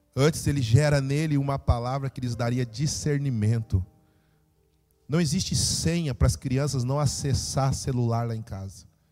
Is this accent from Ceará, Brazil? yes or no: no; Rio Grande do Sul, Brazil; also born or lived in Vila Velha; mesmo sendo gaúcho, sair do Rio Grande do Sul